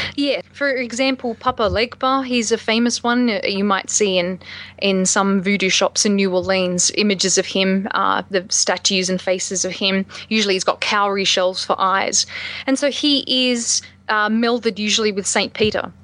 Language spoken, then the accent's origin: English; Australia; moved away as an adult; now in United States